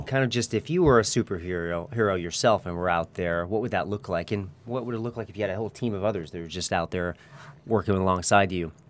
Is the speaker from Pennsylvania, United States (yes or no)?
no; Newton, Massachusetts, United States; moved away as an adult; now in Santa Barbara, United States; We're from Newton, Massachusetts